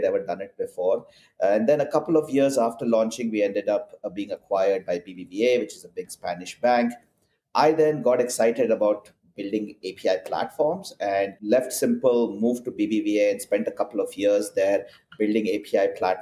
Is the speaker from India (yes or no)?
yes; India; moved away as an adult; now in Portland, United States; I'm originally from India, and I grew up there and started my career as a software engineer